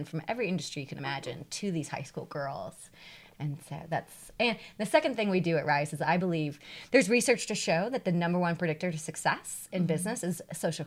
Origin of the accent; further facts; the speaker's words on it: St. Louis, Missouri, United States; also born or lived in Denver; I grew up in St. Louis, born and raised